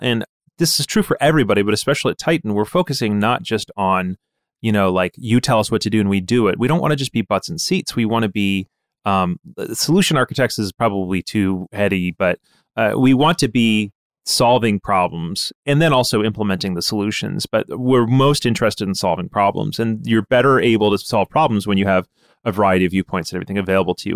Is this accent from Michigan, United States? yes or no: yes; Ann Arbor, Michigan, United States; I grew up around the University of Michigan